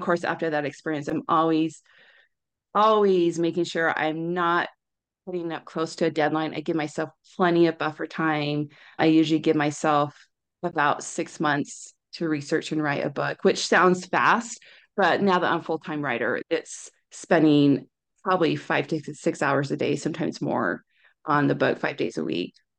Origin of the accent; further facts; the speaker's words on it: Orem, Utah, United States; also born or lived in California; I grew up in Orem